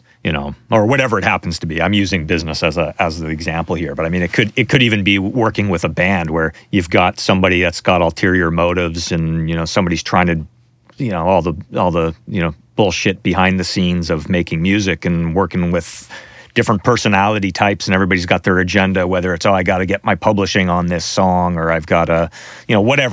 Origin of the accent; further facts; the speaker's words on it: Canada; I'm from Canada